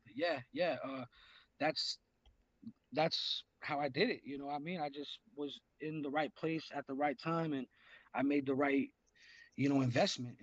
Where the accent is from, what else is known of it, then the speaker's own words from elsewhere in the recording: Los Angeles, California, United States; I hail from the San Fernando Valley, Los Angeles hip hop.